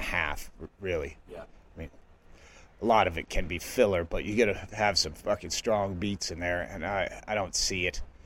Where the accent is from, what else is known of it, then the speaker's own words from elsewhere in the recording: Massachusetts, United States; moved away as an adult; also born or lived in western US; now in Bisbee, United States; I grew up in Massachusetts, but I left as soon as I, I was able